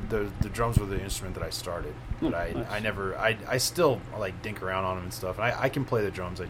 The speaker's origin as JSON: {"language": "English", "town": "Longmont", "region": "Colorado", "country": "United States", "tie": "born or raised there", "said": "We grew up in Longmont, the four of us."}